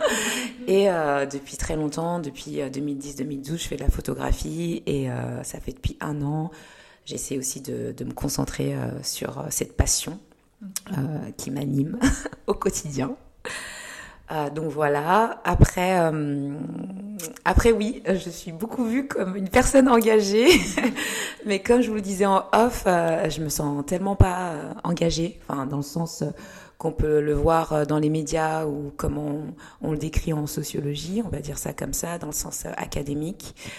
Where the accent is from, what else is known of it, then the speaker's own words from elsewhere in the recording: Lyon, Auvergne-Rhône-Alpes, France; also born or lived in Rwanda / Kenya; je suis née au Rwanda et je suis arrivée en France, j'avais 8 ans, donc euh, deux ans après le génocide euh, en 94. Et j'ai grandi à Lyon jusqu'à ma thèse.